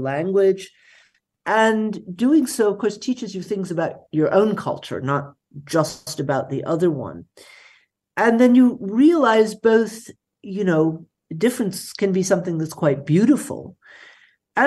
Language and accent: English; United States; now in Berlin, Germany; I am an American